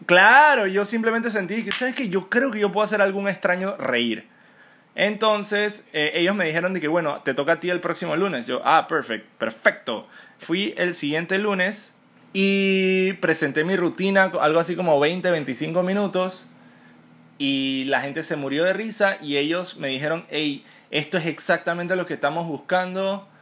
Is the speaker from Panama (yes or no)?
yes; Panama; yo soy panameño